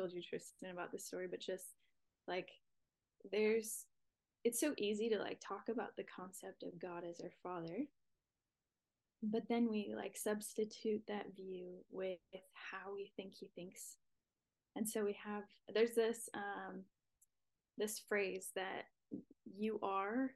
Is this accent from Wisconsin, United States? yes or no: yes; Wisconsin, United States; now in Redding, United States; I live in Redding, California. I'm originally from Wisconsin, so I'm a Midwest girl at heart